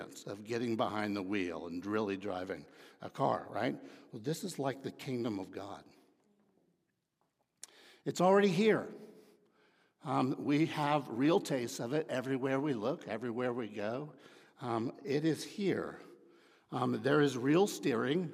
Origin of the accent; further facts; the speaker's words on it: Dallas, Texas, United States; I grew up in Dallas